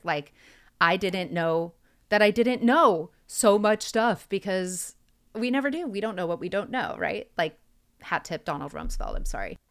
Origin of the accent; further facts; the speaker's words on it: Oregon, United States; growing up in Oregon